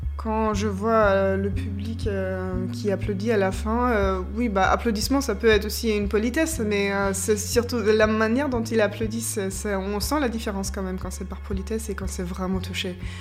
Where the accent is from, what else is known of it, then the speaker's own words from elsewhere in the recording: Austria; moved away as an adult; also born or lived in Germany; now in Limoges, France; je viens de l'Autriche